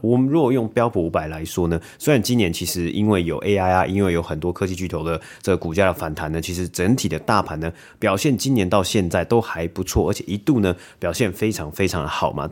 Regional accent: Taiwan; 我们可能是在台湾长大嘛

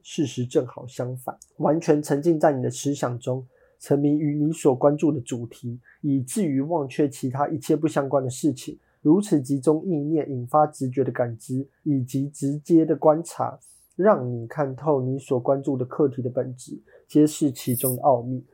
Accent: Taiwan; 我们台湾人 ，呃，在小学的时候

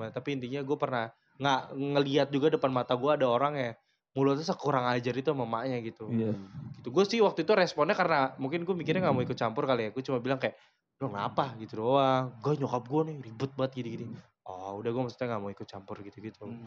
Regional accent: Jakarta, Indonesia; Kenapa gue mau, gue Betawi ya?

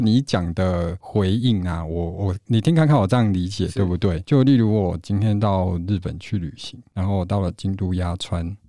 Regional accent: Taiwan; 如果你身为台湾人，你必要完成的三件事，一件是登玉山

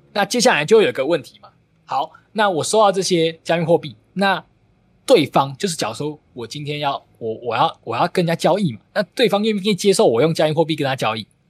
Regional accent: Taiwan; 尤其可能我们台湾人还好

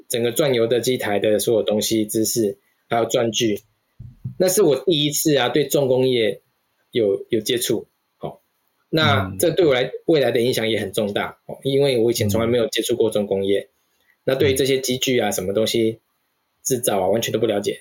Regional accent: Taiwan; moved away as an adult; now in United States; 当时是想说，O P T完就回台湾

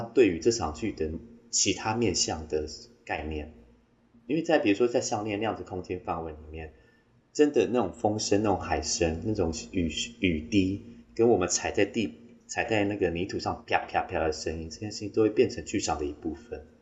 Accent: Taimali, Taitung County, Taiwan; 我是来自台东太麻里新乡蓝沙沙拉克部落的阿美族

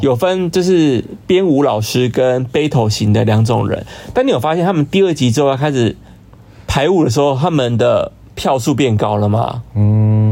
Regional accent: Hsinchu, Taiwan; moved away as an adult; now in Taipei, Taiwan; 我本身是新竹人

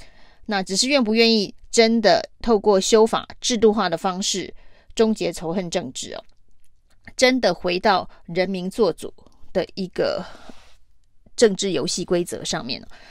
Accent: Taichung, Taiwan; 我们台中人关心台中市哦，关心政治人物能不能够让台中市民过得更好

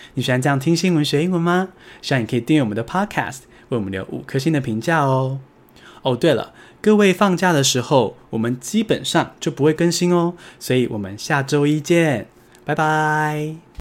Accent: Taiwan

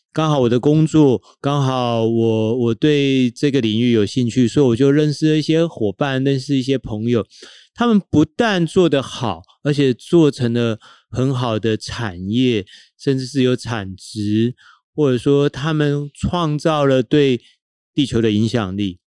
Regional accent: Tainan, Taiwan; moved away; 台南是我们的家乡

